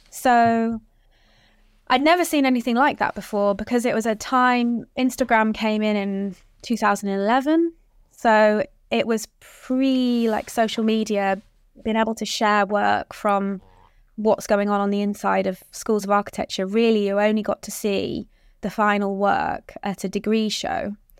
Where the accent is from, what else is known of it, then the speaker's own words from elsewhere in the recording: Hull, Yorkshire and the Humber, United Kingdom; moved away as an adult; I grew up in Hull, um, a small kind of fishing town up north, um, where I spent eighteen years of my life.